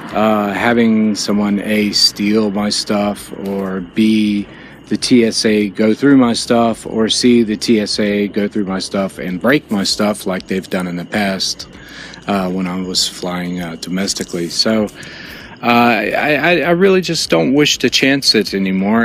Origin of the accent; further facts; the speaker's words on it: Jacksonville, Florida, United States; now in Chicago, United States; back in Jacksonville, my hometown